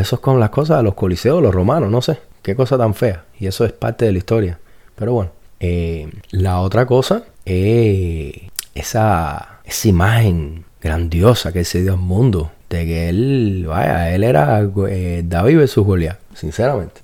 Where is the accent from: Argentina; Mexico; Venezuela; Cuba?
Cuba; yo soy cubano